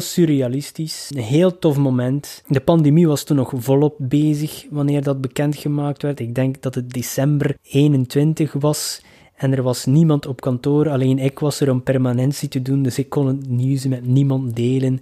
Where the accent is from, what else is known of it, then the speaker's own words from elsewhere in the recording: Ostend, Flanders, Belgium; in mijn thuisstad, Oostende.